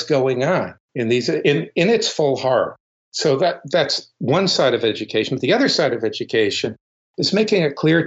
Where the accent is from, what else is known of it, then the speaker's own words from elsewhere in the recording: the South, United States; moved away as an adult; also born or lived in United Kingdom; I grew up in the South